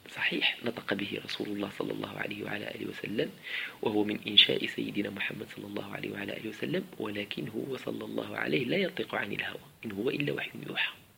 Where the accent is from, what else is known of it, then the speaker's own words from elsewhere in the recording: Morocco; عندنا في المغرب